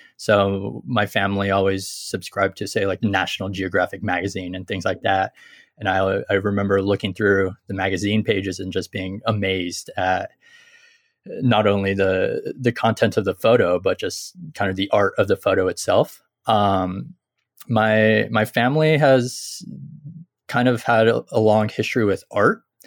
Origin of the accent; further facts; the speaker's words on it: San Jose, California, United States; moved away as an adult; also born or lived in San Luis Obispo, California; now in Kyoto, Japan; I grew up near San Jose